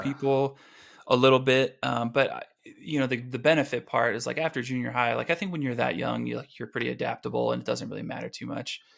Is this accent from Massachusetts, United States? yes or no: no; Oswego, Illinois, United States; moved away as an adult; also born or lived in Aurora, Illinois; now in California, United States; my parents got the house in Oswego